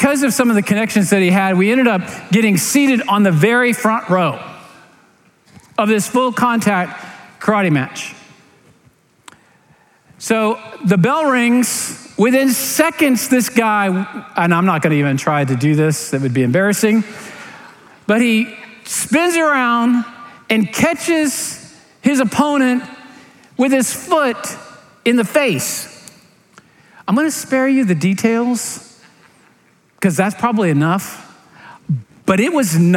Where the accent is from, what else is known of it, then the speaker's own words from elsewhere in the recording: Clearwater, Florida, United States; I grew up in Clearwater, St. Petersburg area